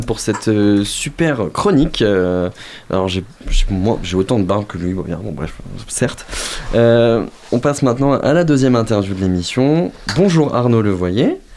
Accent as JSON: {"language": "French", "area": "Moselle", "region": "Grand Est", "country": "France", "said": "je viens de la Moselle"}